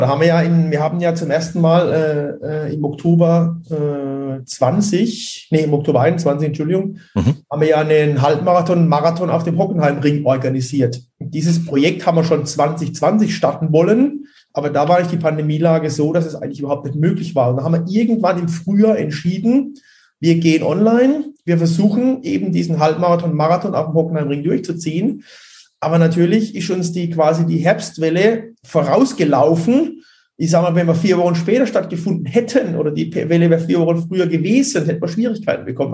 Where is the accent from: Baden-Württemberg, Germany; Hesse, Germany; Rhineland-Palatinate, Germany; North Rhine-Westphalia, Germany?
Baden-Württemberg, Germany; region near Bruchsal; ich komme ja aus der Region bei Bruchsal, da wohne ich ja auch